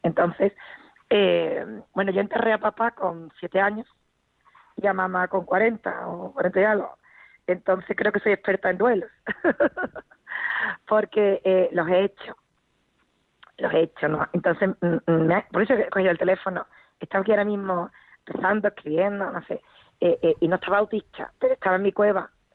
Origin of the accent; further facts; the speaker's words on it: Spain; Somos una cultura tremendamente familiar, España